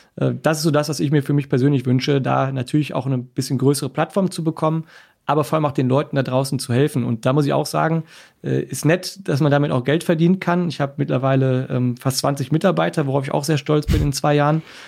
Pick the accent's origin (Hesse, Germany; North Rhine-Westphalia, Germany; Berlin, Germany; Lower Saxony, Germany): North Rhine-Westphalia, Germany; Essen; also born or lived in Cologne; Essen ist meine Geburtsstadt. Ich bin Wahlkölner gewesen, jetzt zurück ins Ruhrgebiet gekommen